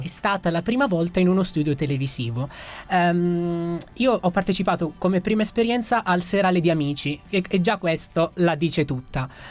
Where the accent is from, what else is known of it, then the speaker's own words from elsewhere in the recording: Gioia Tauro, Calabria, Italy; moved away as an adult; now in Rome, Italy; sono originario di Gioia Tauro, in provincia di Reggio Calabria e vivo a Roma qui da quattro anni